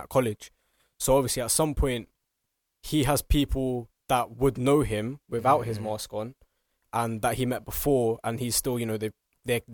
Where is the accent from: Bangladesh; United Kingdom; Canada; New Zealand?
United Kingdom; England; we live in England and we're, you know, we're British, we're English